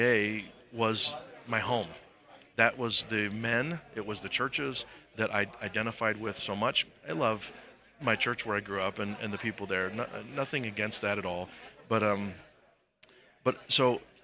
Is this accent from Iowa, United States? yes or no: yes; Iowa, United States; moved away as an adult; now in St. Louis, United States; I grew up in Iowa and pastored a couple of churches there